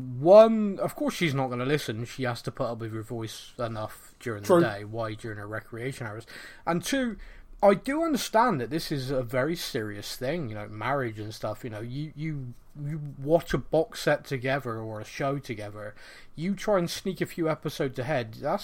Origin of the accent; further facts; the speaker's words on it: Bristol, South West England, United Kingdom; accent: Bristolian; I'm not Bristolian enough for them, or I don't know, or I sound more Bristolian when I'm on the podcast.